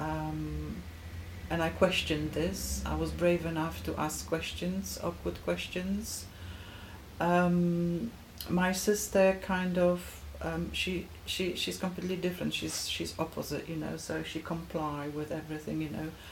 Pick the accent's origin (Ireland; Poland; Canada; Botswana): Poland; Gdańsk, Pomeranian Voivodeship; moved away; I'm Polish, mm-hmm. born and bred. I was born in Gdańsk, Poland.